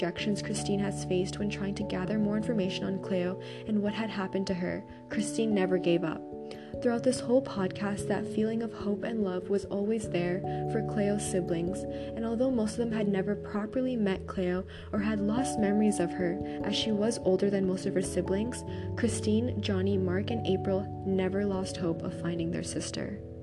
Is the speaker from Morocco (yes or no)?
no; Toronto, Ontario, Canada; born and raised in Canada under the Toronto Purchase Treaty 13